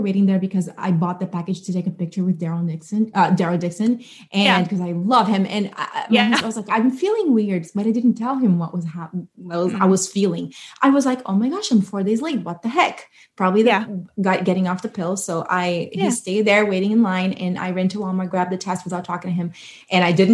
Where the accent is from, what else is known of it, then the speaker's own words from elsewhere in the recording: Brazil; moved away as an adult; also born or lived in New Jersey, United States; now in Georgia, United States; I was born and raised in Brazil, and I moved to America when I was 22. And now we live in Georgia